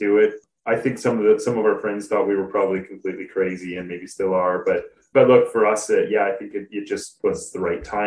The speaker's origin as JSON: {"language": "English", "country": "Canada", "tie": "born or raised there", "also_born_or_lived": "Switzerland", "moved": "as an adult", "said": "I grew up in Canada, Canadian"}